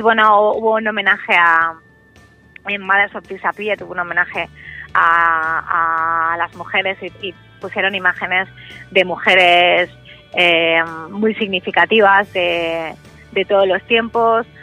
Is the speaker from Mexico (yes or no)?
no; Pedro Bernardo, Castile and León, Spain; moved away; vivía en Pedro Bernardo, en mi pueblo de Ávila